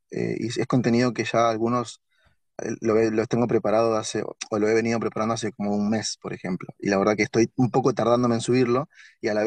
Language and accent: Spanish; Buenos Aires, Argentina; Yo soy de Buenos Aires y de repente eh, una persona de Mendoza, un mendocino o una de Córdoba, un cordobés, me preguntan, eh, me piden consejos.